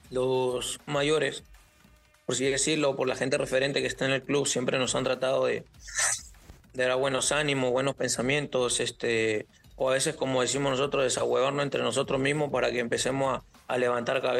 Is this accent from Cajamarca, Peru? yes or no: yes; Cajamarca, Peru; born there; also born or lived in Lima; Eh, yo nací en Cajamarca. Eh, ah, a raíz de unos problemas nos llegamos nosotros a Lima.